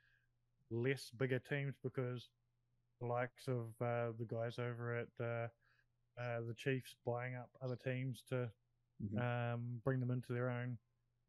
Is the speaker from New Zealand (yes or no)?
yes; New Zealand; me being a Kiwi